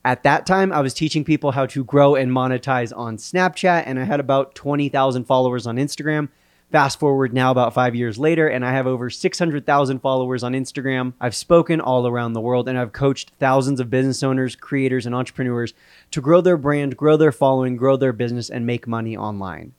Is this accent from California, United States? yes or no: yes; Southern California, United States; we're both from Southern California